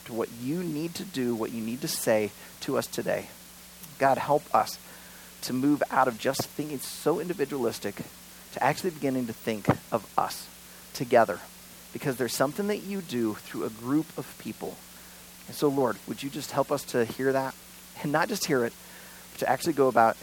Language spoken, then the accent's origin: English; United States; I was born in America and raised in America